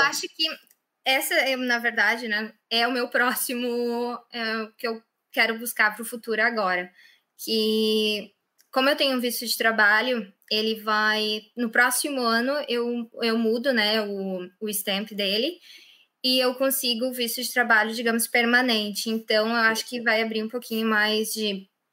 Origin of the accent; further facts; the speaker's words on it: Lajeado, Rio Grande do Sul, Brazil; moved away as an adult; now in Ireland; Eu sou do sul do Brasil, perto de Porto Alegre, cidade de Lajeado